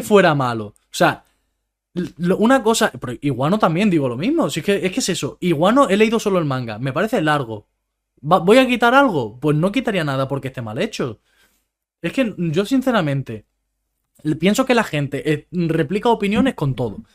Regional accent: Spain; los acentos que podemos tener nosotros por ser españoles

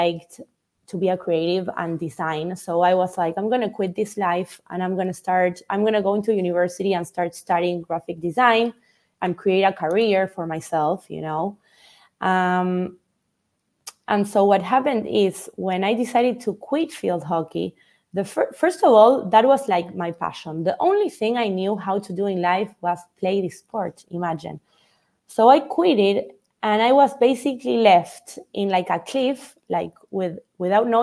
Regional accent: Buenos Aires, Argentina; I was born in Buenos Aires in Argentina.

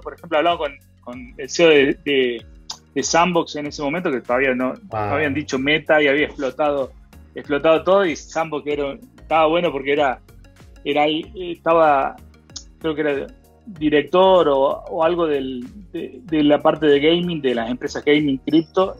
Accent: Argentina; me acuerdo que era muy chiquito ahorrando australes para comprar dólares

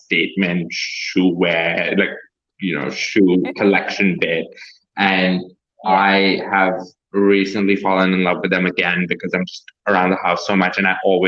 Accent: Pakistan; moved away; I'm originally from Pakistan

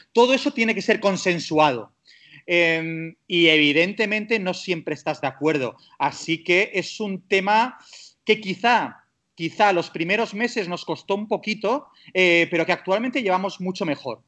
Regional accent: Castelldefels, Catalonia, Spain; moved away; also born or lived in Dubai; soy de Barcelona, nacido, criado, no de Barcelona ciudad, soy de Castelldefels

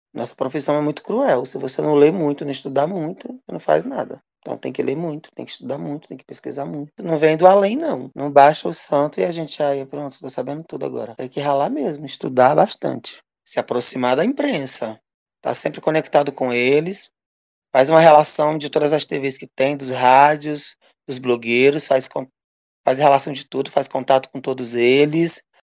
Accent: Açailândia, Maranhão, Brazil; also born or lived in Ceará; nasci no Ceará, mas eu só nasci vim para cá bebezinho, para Sailândia, Maranhão

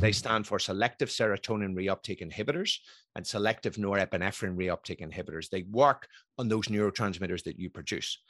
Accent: Belfast, Northern Ireland, United Kingdom; moved away; also born or lived in Scotland; I was brought up in Belfast in the nineteen seventies

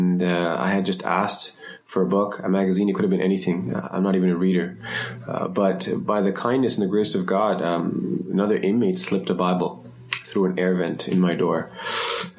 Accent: Toronto, Ontario, Canada; also born or lived in Sri Lanka / Germany / France / Montreal; growing up in Toronto, particularly Scarborough

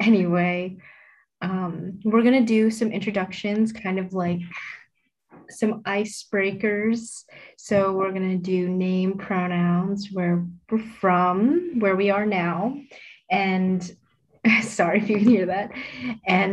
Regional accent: Michigan, United States; also born or lived in Jingdezhen, Jiangxi, China; I'm from Jingdezhen, and I'm from Michigan. I live in Michigan. That's my permanent address. But I'm currently in Massachusetts, Seth Hadley, for college.

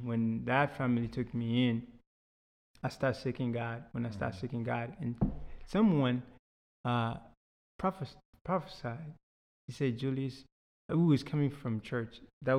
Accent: Houston, Texas, United States; So I was a very mischievous kid. Yeah, so, you know, growing up in Houston is big.

